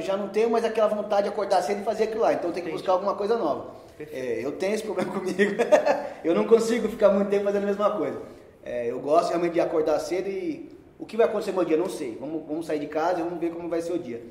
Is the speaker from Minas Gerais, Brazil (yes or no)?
no; São Paulo, Brazil; Nasci em São Paulo, é, filho de comerciante, meu pai sempre teve padaria. Tá. Então, cresci vendo meu pai de segunda a segunda